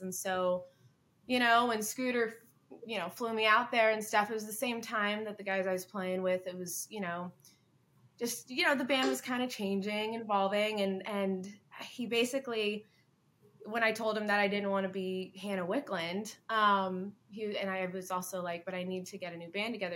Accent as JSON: {"language": "English", "town": "Hilton Head Island", "region": "South Carolina", "country": "United States", "tie": "born or raised there", "said": "I, I, come from Hilton Head Island, South Carolina. I was born and raised down there"}